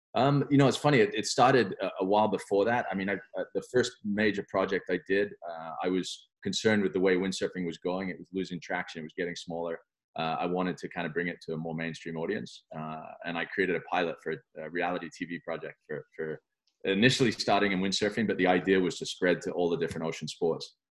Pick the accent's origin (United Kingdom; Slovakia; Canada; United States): United Kingdom; London; also born or lived in France; growing up in London